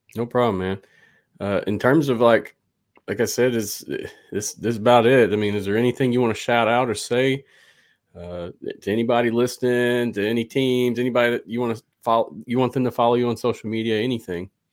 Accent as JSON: {"language": "English", "region": "the South", "country": "United States", "said": "I'm from the South."}